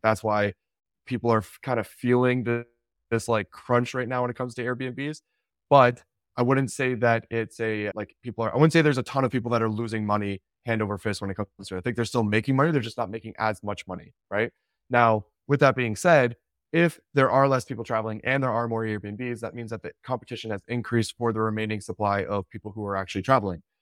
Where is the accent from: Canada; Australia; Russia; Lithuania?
Canada; I'm Canadian